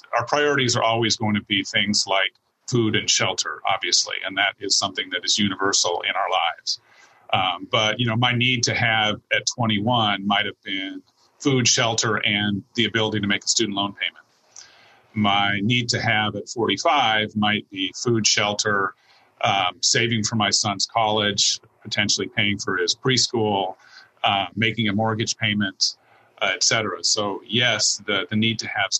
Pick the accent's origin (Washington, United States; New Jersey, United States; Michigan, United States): Washington, United States; Seattle; I was born and raised in Seattle and have lived here almost all of my life